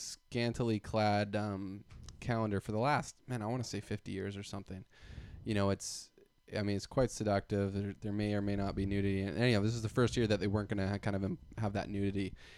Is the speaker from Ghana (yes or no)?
no; Canada; I'm Canadian